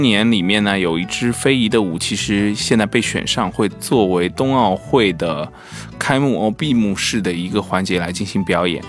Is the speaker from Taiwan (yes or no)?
no; China; 作为中国人